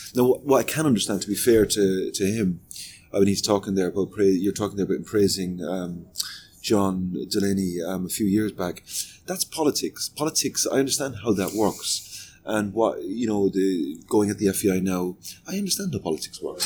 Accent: Limerick, Munster, Ireland; now in Switzerland; I'm from Limerick

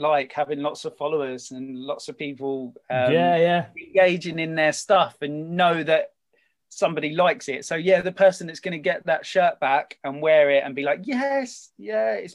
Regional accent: Kent, South East England, United Kingdom; I'm from Kent, born and bred.

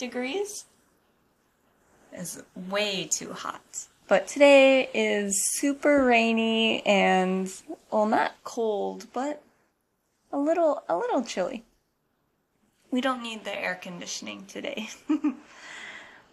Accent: United States; moved away as an adult; now in Japan; I'm an American living in Japan

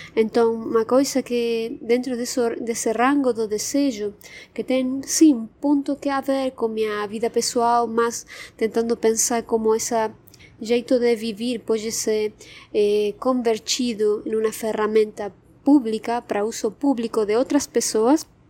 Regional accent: Argentina; Portuguese is a second language; moved away as an adult; now in São Paulo, Brazil; vocês saberán pelo meu sotaque, eu sou argentina, mas moro já faz quatro anos e meio aqui no, no Brasil, no São Paulo.

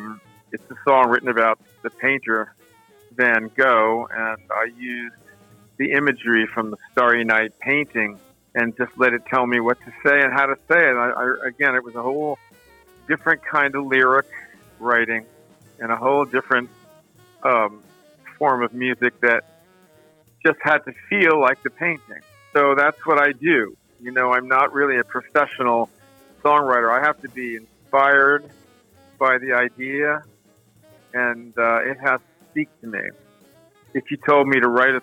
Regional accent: New Rochelle, New York, United States; my hometown of New Rochelle

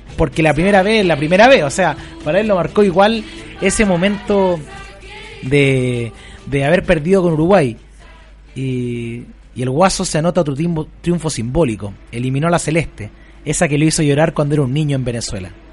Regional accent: San Antonio, Valparaíso, Chile; Yo estudié, yo soy de San Antonio, en el colegio José Luis Norri, en Tejas Verde

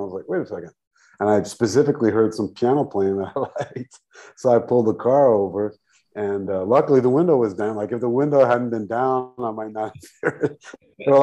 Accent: New York City, New York, United States; moved away as an adult; also born or lived in Rio de Janeiro, Brazil / Asheville; now in Brazil; I'm originally from New York City and came down to Brazil, Rio specifically, in 2001

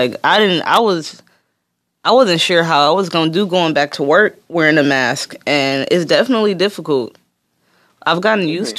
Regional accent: Detroit, Michigan, United States; moved away; I'm from Detroit.

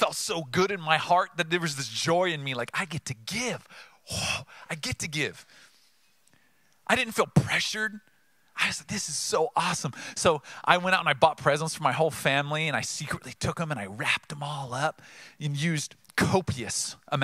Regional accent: Oceanside, United States; I grew up in Oceanside

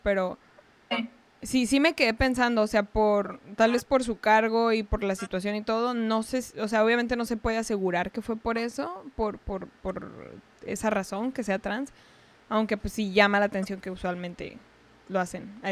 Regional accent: Chihuahua, Mexico; yo soy de allá, pues ya sabes, de Chihuahua

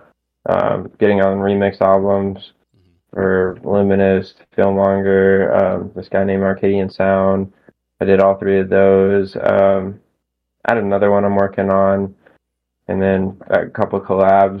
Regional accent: Arkansas, United States; here in my home state

